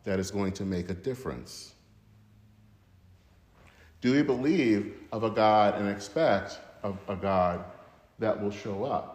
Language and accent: English; Flint, Michigan, United States; the YMCA in my hometown in Flint, Michigan